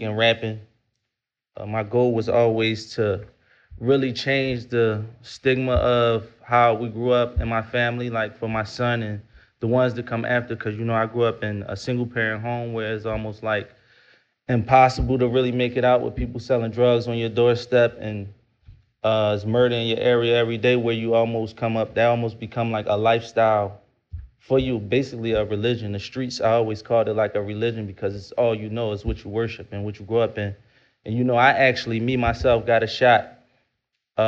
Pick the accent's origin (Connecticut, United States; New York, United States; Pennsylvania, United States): Pennsylvania, United States; Philadelphia; I'm from North Philadelphia